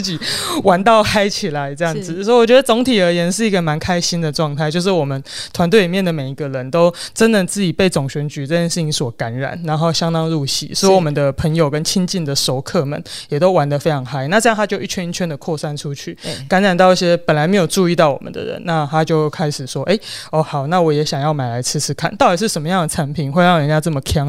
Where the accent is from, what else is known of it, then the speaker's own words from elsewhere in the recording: Penghu County, Taiwan; 我们是生活在一个群岛里面一起长大的一群人